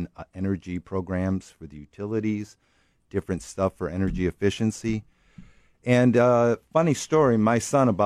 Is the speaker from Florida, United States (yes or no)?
no; Detroit, Michigan, United States; moved away as an adult; also born or lived in California; I grew up in Detroit